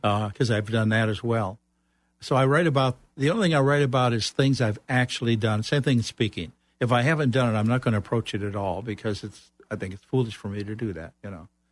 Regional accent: Chicago, Illinois, United States; moved away as an adult; also born or lived in Central Florida; now in Florida, United States; I'm originally from Chicago

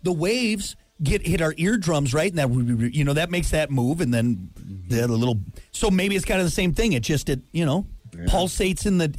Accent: New York, United States; accent: New York; The accent we find least sexy. Hey, I'm from New York.

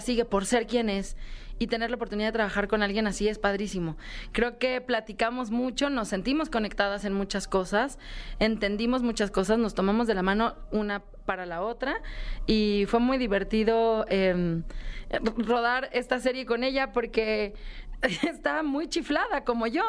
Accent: Mexico City, Mexico; el lugar de donde vengo, de Xochimilco, de México

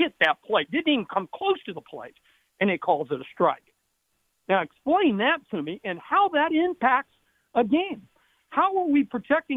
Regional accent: Denver, Colorado, United States; now in Oklahoma, United States; I'm from Denver

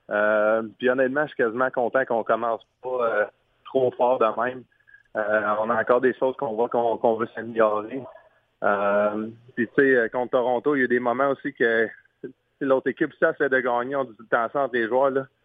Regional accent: France; vu que je, vu que je suis un Français, on a bien du fun avec ça.

